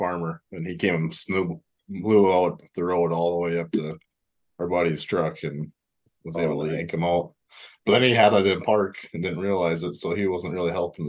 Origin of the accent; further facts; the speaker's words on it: Northwest Minnesota, United States; now in North Dakota, United States; we grew up in Northwest Minnesota and we moved to North Dakota.